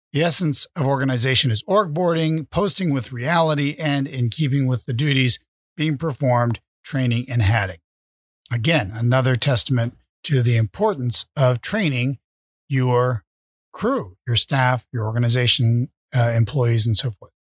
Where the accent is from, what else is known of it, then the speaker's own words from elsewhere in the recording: Vermont, United States; I was raised in Vermont